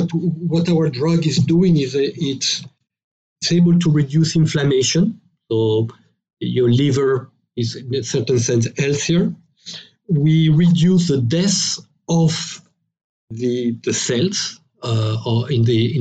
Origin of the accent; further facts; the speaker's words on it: France; accent: French; English is a second language; we're French biotech, as you probably have guessed from my accent